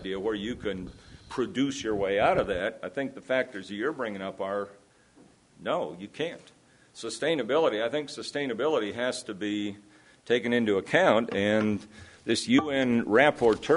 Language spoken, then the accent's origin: English; Iowa, United States; I come from Iowa, where selection, not genetic engineering, but selection has always been part of the story